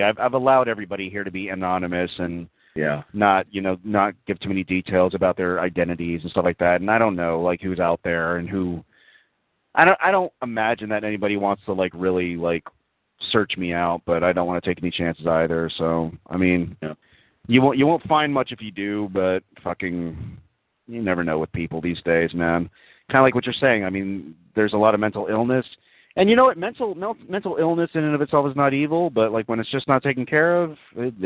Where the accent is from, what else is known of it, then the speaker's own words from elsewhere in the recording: Texas, United States; I grew up in Texas. I like Texas